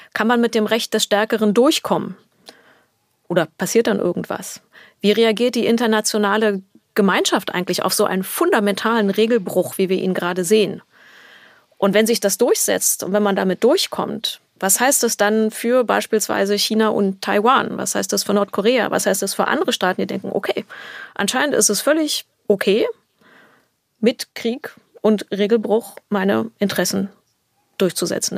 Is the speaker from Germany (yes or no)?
yes; Berlin, Germany; In Berlin bin mhm. ich aufgewachsen